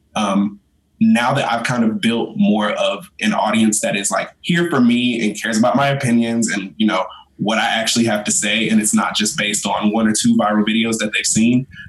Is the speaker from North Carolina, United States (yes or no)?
yes; North Carolina, United States; I am from the armpit of the East Coast, North Carolina